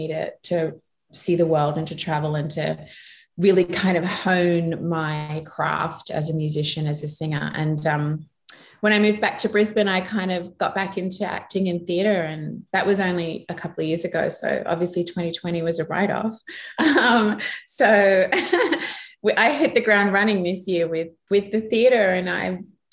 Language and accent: English; Papua New Guinea; moved away; I grew up in Papua New Guinea